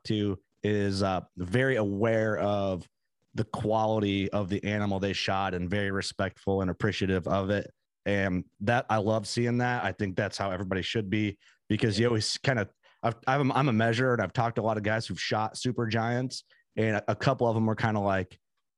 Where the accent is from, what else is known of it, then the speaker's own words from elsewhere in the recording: Fulton County, Illinois, United States; I grew up hunting in Fulton County, Illinois